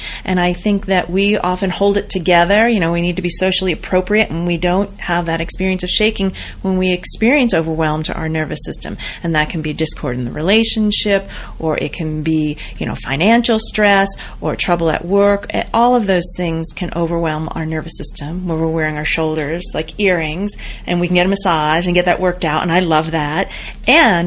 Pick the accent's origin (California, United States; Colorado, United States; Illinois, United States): Colorado, United States; Boulder; I'm from Boulder